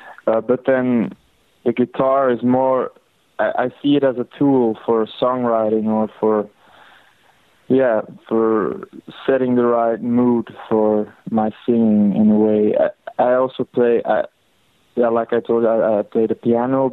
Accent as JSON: {"language": "English", "country": "Belgium", "tie": "born or raised there", "said": "I grew up in Belgium."}